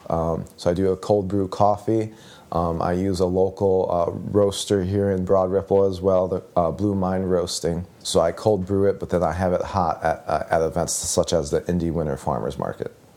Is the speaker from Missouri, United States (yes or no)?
no; Chicago, Illinois, United States; I'm from the Chicagoland area, but it's two one nine